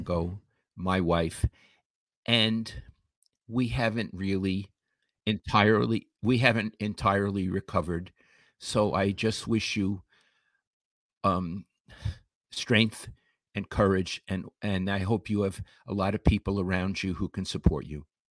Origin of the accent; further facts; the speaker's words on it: New York City, New York, United States; moved away; I'm from Flatbush, Brooklyn